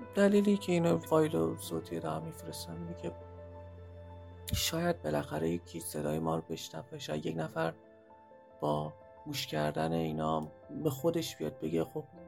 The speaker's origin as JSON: {"language": "Persian", "town": "Mashhad", "region": "Razavi Khorasan", "country": "Iran", "tie": "born or raised there", "moved": "yes", "said": "من تو مشهد به دنیا اومدم"}